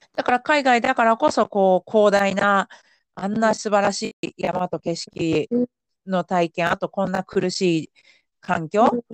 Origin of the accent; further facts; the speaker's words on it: Yamanashi, Japan; moved away; 私地元が山梨県ですけど